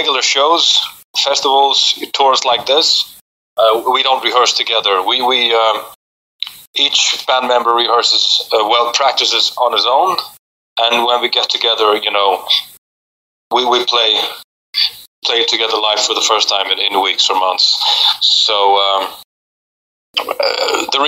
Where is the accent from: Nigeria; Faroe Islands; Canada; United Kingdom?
Faroe Islands; moved away as an adult; also born or lived in Copenhagen, Denmark; I was born and raised in the Faroes, and then I went to Copenhagen to study